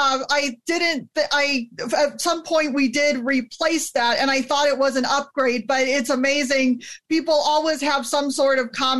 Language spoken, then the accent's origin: English; El Dorado Hills, California, United States; moved away as an adult; also born or lived in Illinois / Wisconsin / Georgia; I was raised in the Sacramento area, grew up in El Dorado Hills, went to grade school